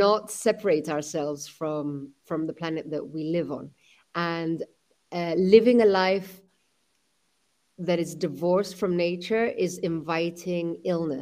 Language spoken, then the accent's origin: English; London, United Kingdom; my mother is Spanish, my father was from Pakistan, I was born in London